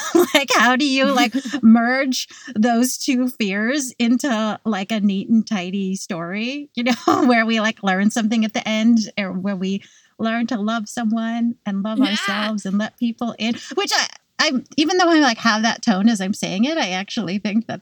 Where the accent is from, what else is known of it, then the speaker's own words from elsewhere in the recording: California, United States; now in New York, United States; I grew up in California and it never was cold